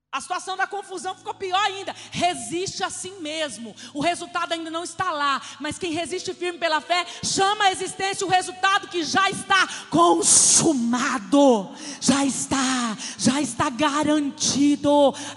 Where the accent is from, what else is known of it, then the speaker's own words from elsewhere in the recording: Pedro Gomes, Mato Grosso do Sul, Brazil; moved away; Que eu, eu, eu, vim lá de Pedro Gomes